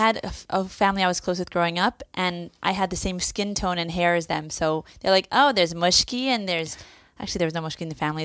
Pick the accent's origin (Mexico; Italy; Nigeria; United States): United States; Philadelphia, Pennsylvania; moved away as an adult; now in Israel; I went to Salman Shechter growing up in Philadelphia